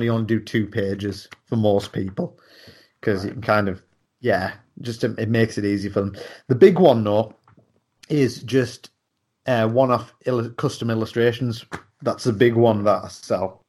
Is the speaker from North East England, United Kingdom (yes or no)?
yes; Darlington, North East England, United Kingdom; I'm from Darlington